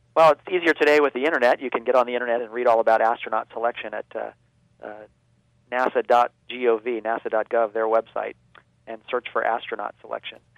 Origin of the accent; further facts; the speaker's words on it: Baltimore, Maryland, United States; they were building uh, rockets in my hometown as part of the Gemini program